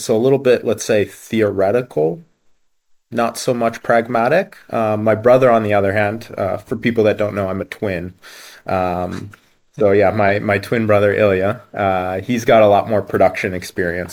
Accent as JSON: {"language": "English", "town": "Halifax", "region": "Nova Scotia", "country": "Canada", "tie": "born or raised there", "also_born_or_lived": "Ukraine", "said": "So I was born in Ukraine originally. Yeah, born in Ukraine, and then mm. my parents moved to Canada um, with very little money and uh, yeah, made a new start basically. I think I was about three years old and we moved to the east coast of Canada, um, Halifax, Nova Scotia"}